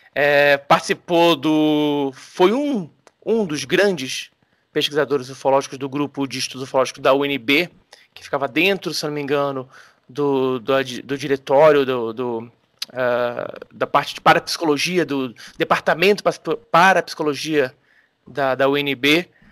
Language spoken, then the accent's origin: Portuguese; Rio de Janeiro, Brazil; eu que sou carioca, no Rio de Janeiro, na década de 80